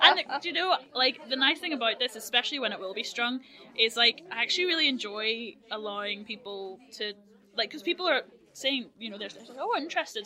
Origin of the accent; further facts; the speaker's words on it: Northern Ireland, United Kingdom; I'm from Northern